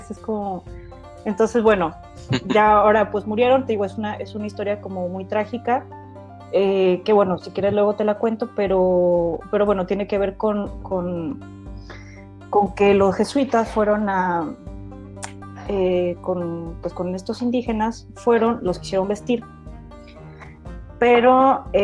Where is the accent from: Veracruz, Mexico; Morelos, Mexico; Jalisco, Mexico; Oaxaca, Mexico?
Jalisco, Mexico; Guadalajara; moved away as an adult; also born or lived in Guanajuato / Puebla; Sí, mira, eh, yo nací en Guadalajara a los 20, ¿cuántos años? Como a los 23, cuando me gradué, me fui a vivir a Guanajuato otros dos años, luego me fui a Puebla otros dos años